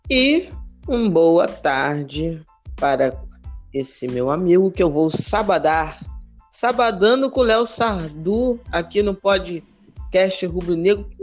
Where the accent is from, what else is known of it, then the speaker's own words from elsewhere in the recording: Rio de Janeiro, Brazil; Morei alguns anos na, na Vila da Penha, mas sou da Penha